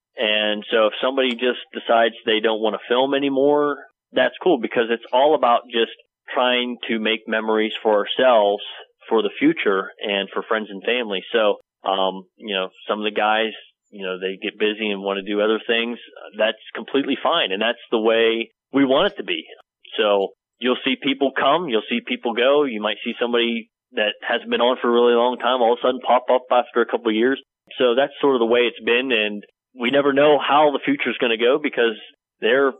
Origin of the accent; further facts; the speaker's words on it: New Bethlehem, Pennsylvania, United States; I grew up in PA, right here. This is my hometown.